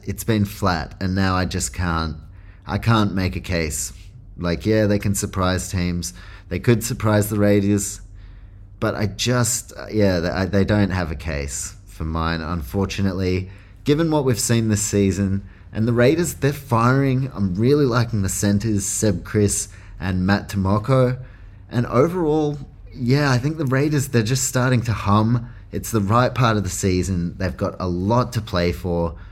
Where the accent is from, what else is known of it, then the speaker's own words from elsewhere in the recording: New Zealand; I'm from New Zealand, so I'm a Warriors fan